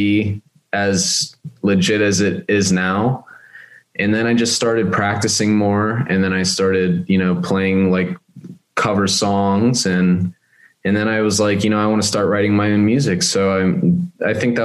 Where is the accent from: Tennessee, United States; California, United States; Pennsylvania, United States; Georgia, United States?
Pennsylvania, United States; Westmoreland County; also born or lived in North Carolina; I grew up in Westmoreland County. I was born here